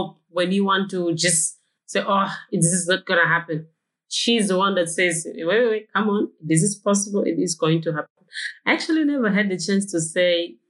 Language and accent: English; Mozambique; moved away as an adult; now in Newcastle, Australia; I was born in Mozambique